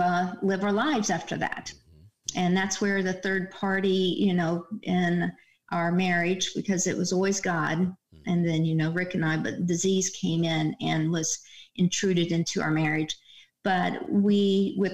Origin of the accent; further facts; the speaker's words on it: Morgan Center, United States; moved away as an adult; also born or lived in Portsmouth; we started out in my hometown.